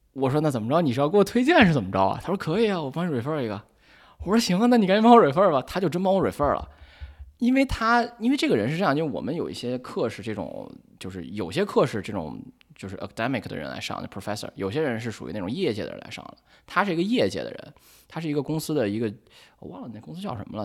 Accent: China; moved away as an adult; also born or lived in Chicago, United States; now in New York, United States; 我这个人本身呢，因为又是从小在国内长大

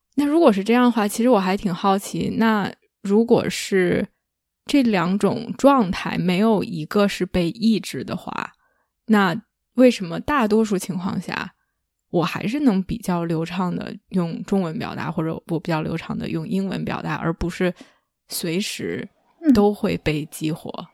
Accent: Beijing, China; first language Chinese; moved away as an adult; also born or lived in Nanjing, Jiangsu; now in North America; 我是北京人，所以我没有方言

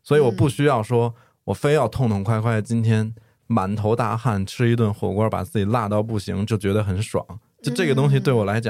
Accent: northern China, China; now in Chengdu, China; 对，而且其实像我从小生活在一个非常传统的北方家庭，我从小受到的教育就是食不言，寝不语

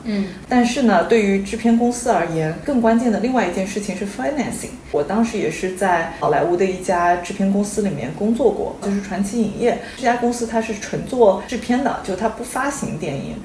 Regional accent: China; moved away as an adult; 我们作为中国人在中国长大

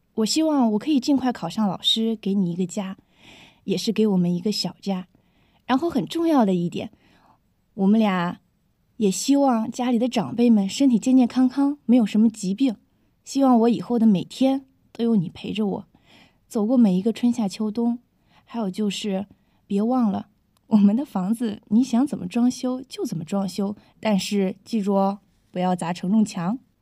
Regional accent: China; 我们中国人

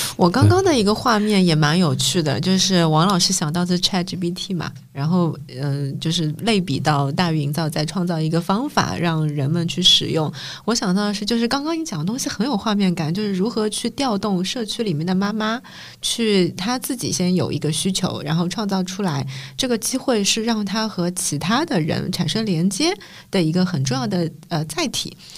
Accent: Shanghai, China; 我们刚刚三个都是本地人的视角嘛

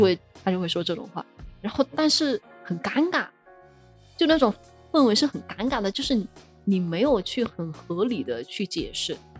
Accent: Sichuan, China; 咱们四川人

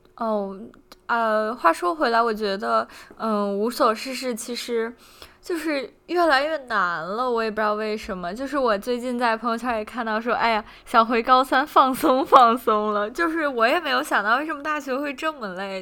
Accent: Beijing, China; 作为一个北京人，深有感受

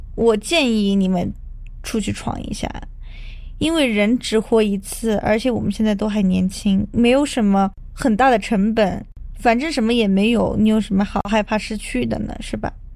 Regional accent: China; 我们中国人

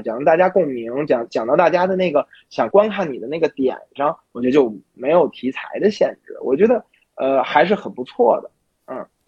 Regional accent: Beijing, China; 因为我是北京人

